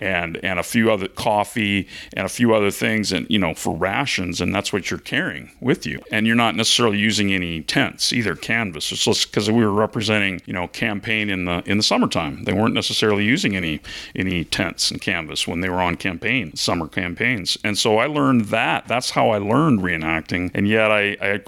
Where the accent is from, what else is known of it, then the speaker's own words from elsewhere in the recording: Seattle, Washington, United States; I was out on the West Coast because I'm from the Seattle area